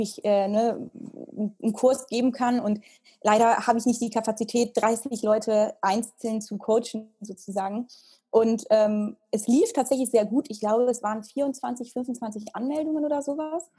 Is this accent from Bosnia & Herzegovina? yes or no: no; Italy; moved away as an adult; also born or lived in United States; now in Germany; ich bin ja in Italien aufgewachsen